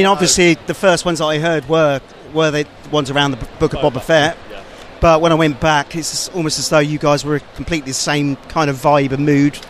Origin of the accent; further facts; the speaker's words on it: Reading, South East England, United Kingdom; I'm from Reading.